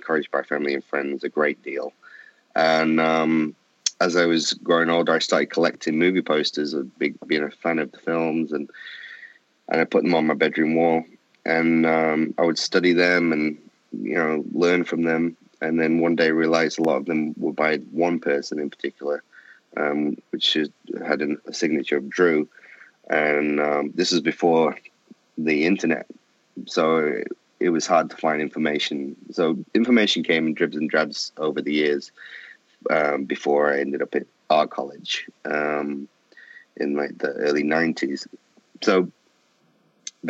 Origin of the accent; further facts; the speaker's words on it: Manchester, North West England, United Kingdom; I'm from England. I originated in Manchester in the northwest of England.